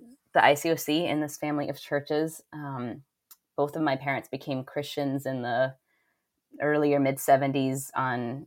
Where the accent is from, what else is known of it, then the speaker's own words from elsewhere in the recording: South Florida, United States; also born or lived in Hong Kong / Boston; now in Maine, United States; I grew up in South Florida